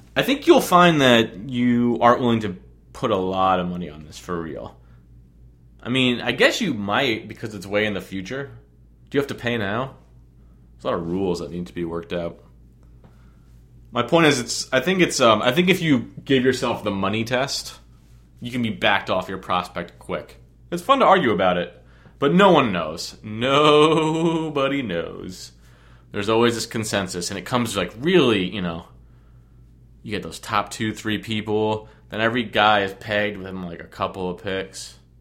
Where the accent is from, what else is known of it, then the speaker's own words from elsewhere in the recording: New Jersey, United States; also born or lived in Long Island, New York; I was born on Long Island, and I moved to New Jersey when I'm three. I guess I'm a strong Islander, but I'm way more of a Jersey-er.